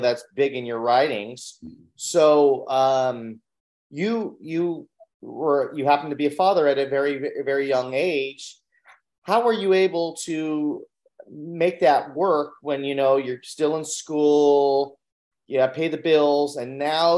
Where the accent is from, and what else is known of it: Long Beach, California, United States